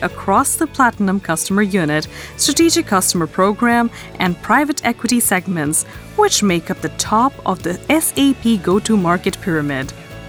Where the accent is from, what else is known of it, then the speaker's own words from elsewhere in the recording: India; Now, not only was I never really interested in sports, Megan, but I grew up in India.